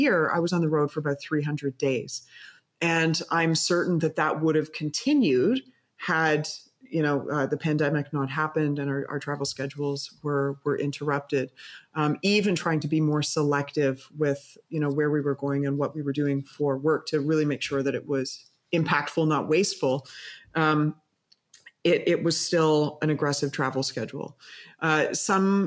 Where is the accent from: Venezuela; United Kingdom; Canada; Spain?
Canada; moved away as an adult; also born or lived in Vancouver; now in Amsterdam, Netherlands; as a Canadian